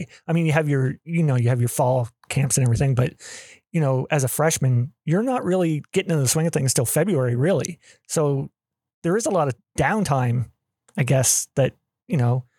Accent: Canada; also born or lived in Viera, Florida; being Canadian

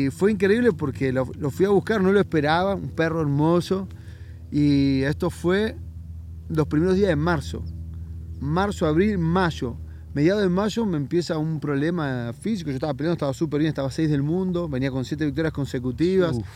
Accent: La Plata, Buenos Aires Province, Argentina; moved away as an adult; also born or lived in Brazil; De Buenos Aires, de la ciudad de La oh, Plata.

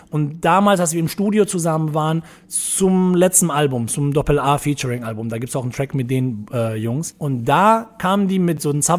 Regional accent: Iserlohn, North Rhine-Westphalia, Germany; also born or lived in Dortmund / Portugal; now in Cologne, Germany; früher. Also halt aus dem Ruhrpott kommend. Ruhrpott war so ein bisschen rougher. Deutlich, ja genau. Also ich bin halt von Iserlohn nach, dann nach Dortmund gezogen, hatte eben eh mal den Dortmund-Bezug und dann bin ich auch nach Dortmund gezogen. Und 2000 bin ich nach Köln gekommen, über Portugal sozusagen.

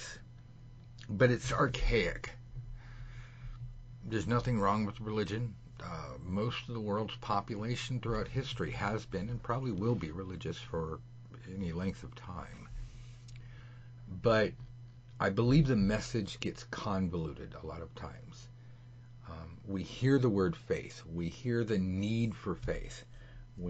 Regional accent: Los Angeles, California, United States; Hollywood, California, not Hollywood, Florida

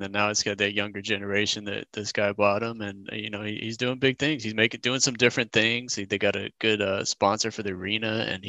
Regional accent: Phoenix, Arizona, United States; we grew up in Phoenix where your guy, Mikal Bridges, is at now

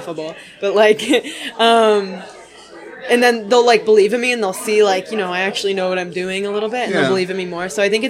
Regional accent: Connecticut, United States; I'm from Connecticut, born and raised everywhere in Connecticut, pretty much except the tail

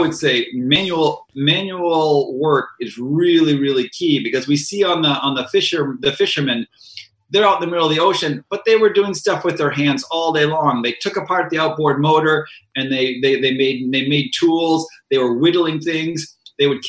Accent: Boston, Massachusetts, United States; I grew up in Boston

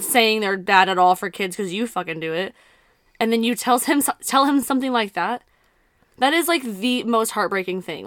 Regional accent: South Texas, United States; we're from South Texas

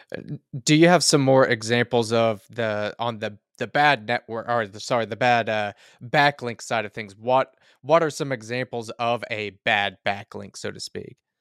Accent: rural Oklahoma, United States; I'm in a, a somewhat rural Oklahoma

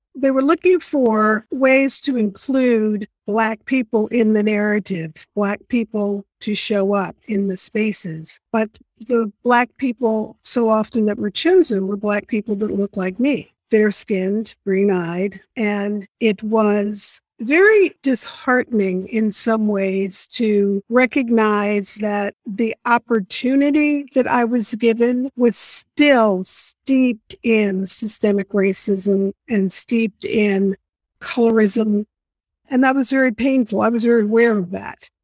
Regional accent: New York City, New York, United States; I was born and raised in New York City

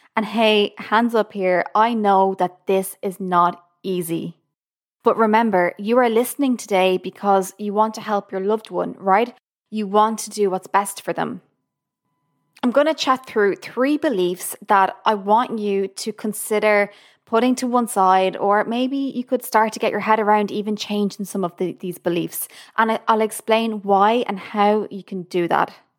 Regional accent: Ireland; now in Boston, United States; I'm from Ireland, currently living in Boston, U S A.

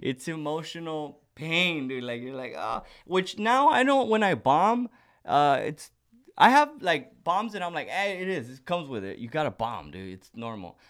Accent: Socorro, Texas, United States; I grew up right right by the border in Socorro, Texas, outside of El Paso

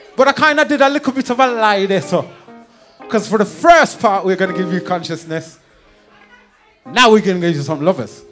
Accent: Birmingham, West Midlands, United Kingdom; We are from Birmingham

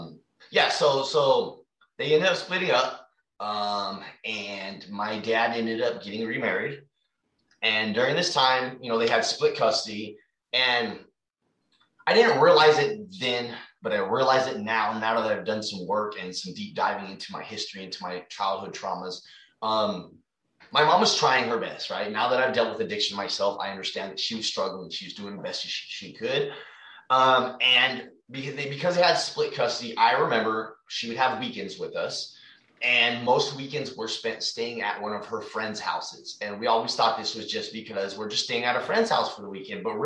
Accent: Fremont, California, United States; also born or lived in San Mateo, California; We moved to Fremont.

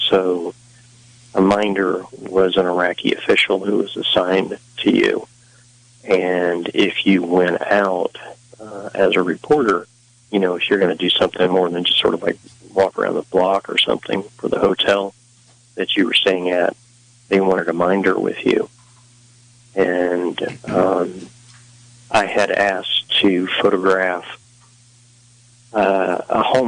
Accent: West Virginia, United States; I'm from West Virginia

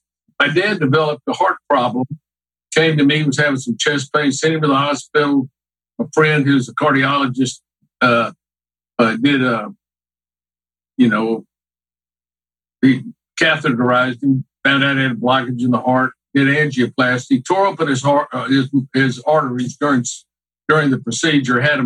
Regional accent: Houston, Texas, United States; So I grew up here in Houston, Texas.

